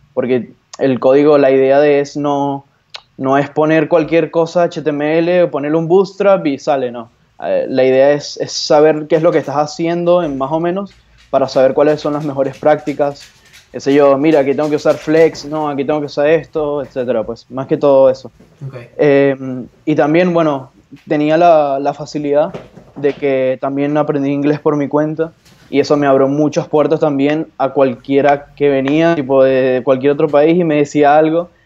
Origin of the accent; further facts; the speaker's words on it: Venezuela; moved away as an adult; now in Buenos Aires, Argentina; yo soy venezolano, pero estoy residido hace ya casi dos años aquí en Buenos Aires, Argentina